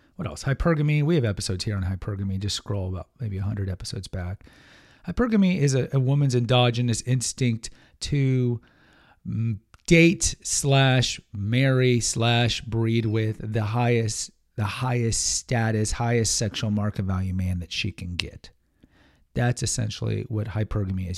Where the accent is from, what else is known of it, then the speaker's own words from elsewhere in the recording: Houston, Texas, United States; I'm a Texan guy, but I grew up in Houston